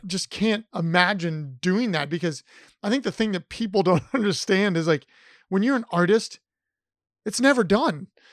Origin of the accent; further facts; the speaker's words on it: Columbus, Ohio, United States; I'm from Columbus